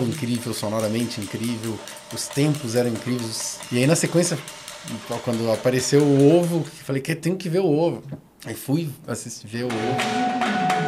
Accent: Porto Alegre, Rio Grande do Sul, Brazil; now in Brasília, Brazil; sou de Porto Alegre, não sou de Brasília. Aí, quando eu mudei pra cá

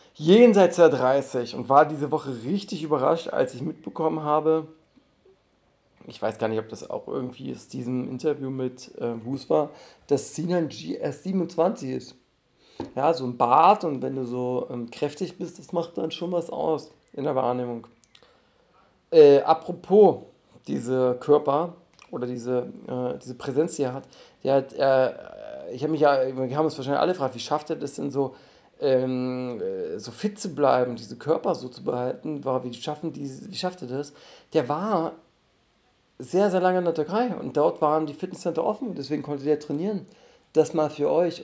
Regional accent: Dessau, Saxony-Anhalt, Germany; now in Berlin, Germany; in meiner Heimatstadt Dessau

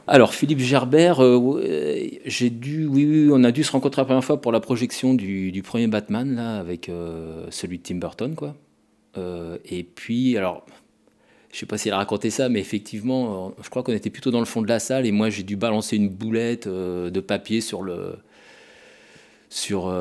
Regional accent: Le Mans, Pays de la Loire, France; je rentrais chez moi au Mans

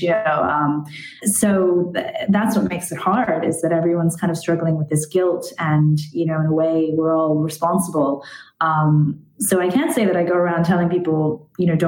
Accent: United States; now in Ireland; I grew up in America

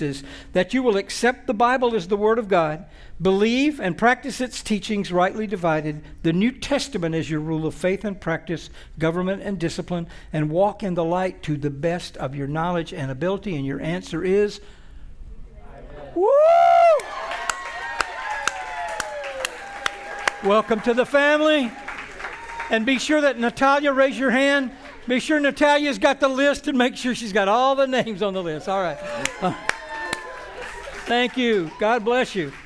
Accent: Alabama, United States; I grew up in Alabama

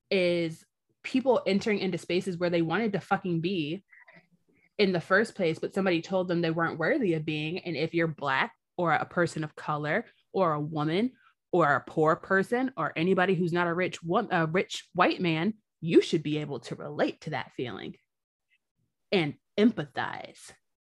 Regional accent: United States

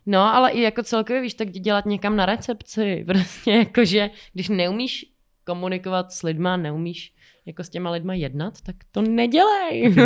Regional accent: Czechia; u nás v Čechách

